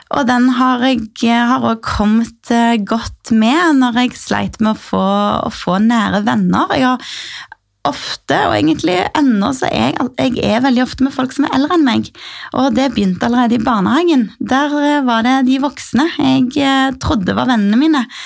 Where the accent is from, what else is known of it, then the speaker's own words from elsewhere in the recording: Sandnes, Rogaland, Norway; Min far er fra Oslo, men jeg er født og oppvokst i Rogaland, i Sandnes